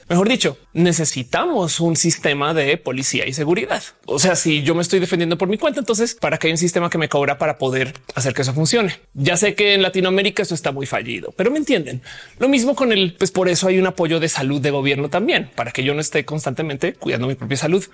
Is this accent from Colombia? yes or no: yes; Colombia; now in Mexico; como colombiana que vino a México